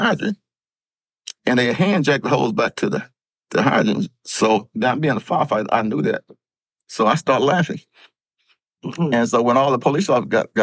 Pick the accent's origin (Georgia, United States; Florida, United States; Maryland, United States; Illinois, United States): Georgia, United States; Columbus; now in Abilene, United States; I'm born and raised in Columbus, Georgia